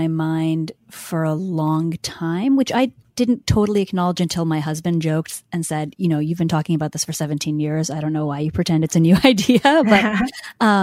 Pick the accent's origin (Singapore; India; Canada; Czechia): India; moved away; I'm from India